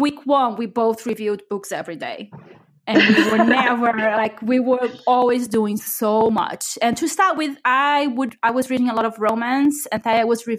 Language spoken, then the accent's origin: English; Brazil; now in United Kingdom; the other half. I am from Brazil, but I live in the UK.